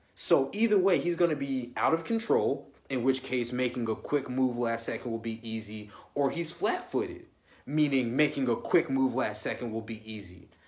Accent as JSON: {"language": "English", "region": "Illinois", "country": "United States", "said": "I'm from Illinois"}